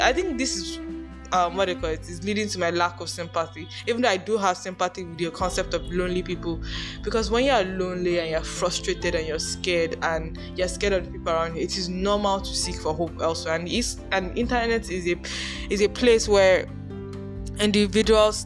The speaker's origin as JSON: {"language": "English", "country": "Nigeria", "said": "I'm Nigerian"}